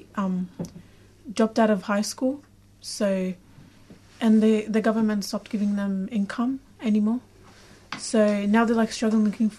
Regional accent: Iraq; now in Australia; I'm from Iraq

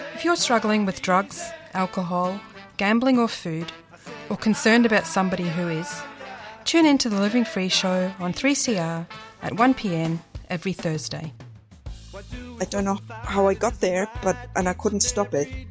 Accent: Glasgow, Scotland, United Kingdom; now in Australia; I'm from Glasgow

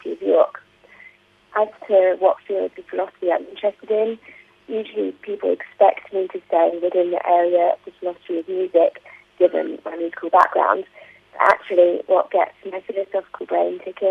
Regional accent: United Kingdom; I'm from the UK, if you can't already tell from my accent.

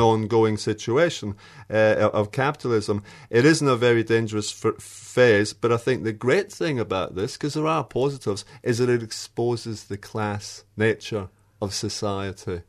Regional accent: Australia; as an Australian

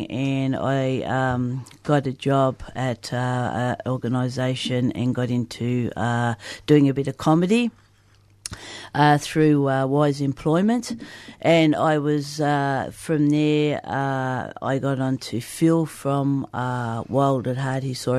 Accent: Broken Hill, New South Wales, Australia; moved away as an adult; now in Melbourne, Australia; I came from Broken Hill to come down to Melbourne to do my music degree 30 years ago.

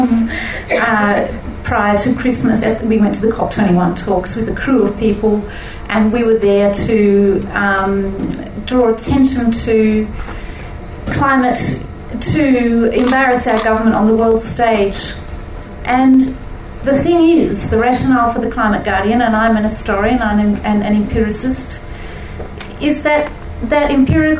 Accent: Australia; being Australian

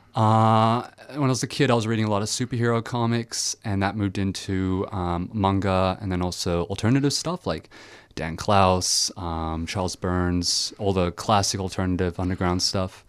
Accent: Belgium; now in Australia; the Franco-Belgian comics I read when I was growing up in Belgium

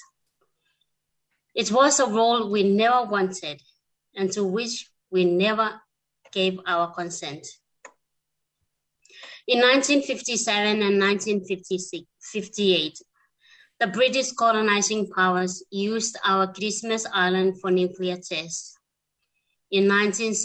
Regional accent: Kiribati; now in Australia; I'm myself originally from Kiribati and I now reside in Australia

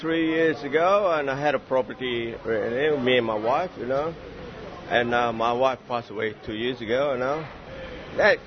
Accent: Alice Springs, Northern Territory, Australia; now in Cairns, Australia; I'm from Northern Territory myself, and I like I come from Asian background

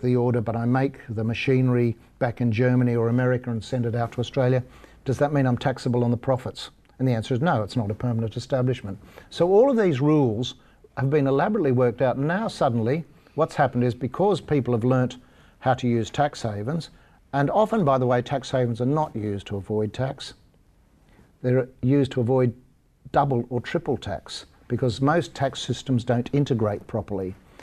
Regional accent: Ireland; They helped start the demise of the British Empire, and I'm Irish.

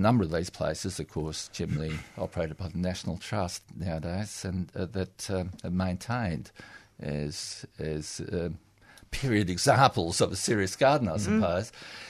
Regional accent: Western Australia, Australia; now in Melbourne, Australia; I come from Western Australia where there was no proper winters.

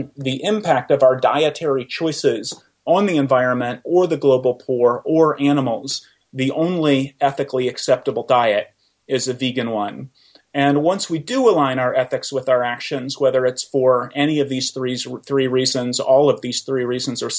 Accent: Oklahoma, United States; moved away as an adult; also born or lived in Iowa; I grew up in Oklahoma

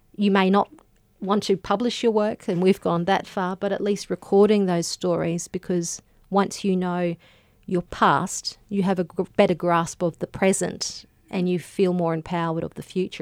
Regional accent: Gympie, Queensland, Australia; when I grew up in Gympie, uh, which is a, a rural town in Queensland

